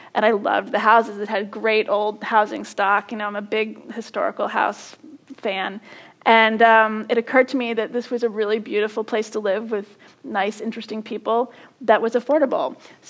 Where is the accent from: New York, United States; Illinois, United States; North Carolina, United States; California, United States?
California, United States; born there; I was born in California.